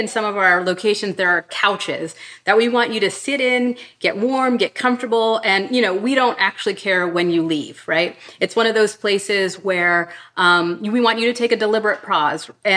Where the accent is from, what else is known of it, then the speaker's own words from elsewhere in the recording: Pittsburgh, Pennsylvania, United States; moved away; I grew up in Pittsburgh in a very sort of Black and white space. And when I left Pittsburgh